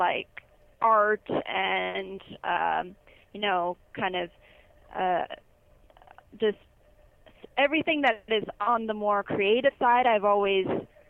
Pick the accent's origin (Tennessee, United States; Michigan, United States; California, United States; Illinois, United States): California, United States; Simi Valley; I grew up in Simi Valley, California, pretty much my whole life. I was born in 1992, so I'm 23 years old, and it's a really nice place to be.